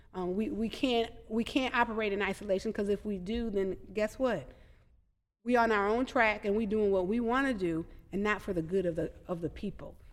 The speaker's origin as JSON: {"language": "English", "town": "Madison", "region": "Wisconsin", "country": "United States", "tie": "born or raised there", "said": "I grew up in Madison, and I had a village"}